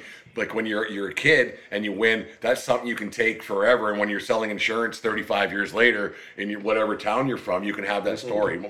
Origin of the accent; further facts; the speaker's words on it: Fort Macleod, Alberta, Canada; now in Victoria, Canada; when we were kids growing up in Fort McLeod